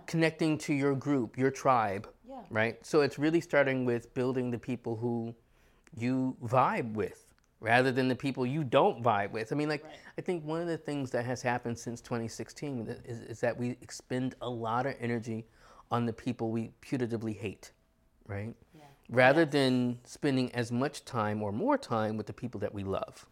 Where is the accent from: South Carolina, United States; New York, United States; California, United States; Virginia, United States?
New York, United States; as a New Yorker